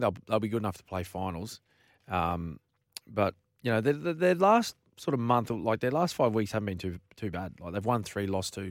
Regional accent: Queensland, Australia; a Queenslander

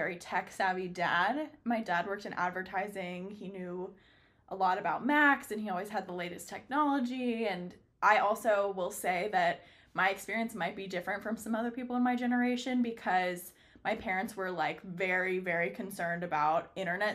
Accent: San Francisco, California, United States; I was born in San Francisco

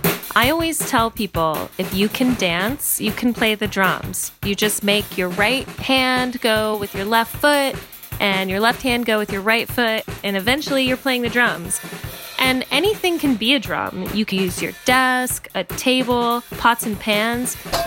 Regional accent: Washington, District of Columbia, United States; I'm a musician and songwriter from Washington, D.C.

